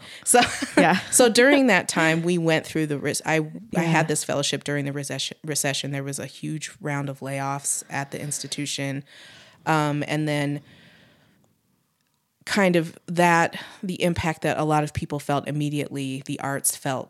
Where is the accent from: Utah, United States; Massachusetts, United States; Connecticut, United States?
Utah, United States; And again, because, you know, I'm from Utah.